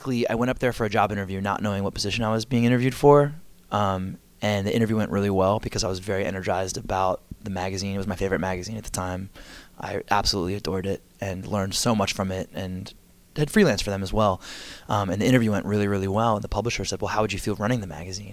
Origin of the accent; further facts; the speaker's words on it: Arnold, Maryland, United States; moved away as an adult; also born or lived in New York; now in Washington, D.C., United States; And that's where I grew up, went to high school.